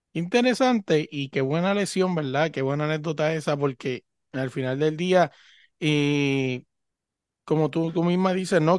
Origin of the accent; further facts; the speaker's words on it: Puerto Rico; now in Virginia, United States; yo que vengo de Puerto Rico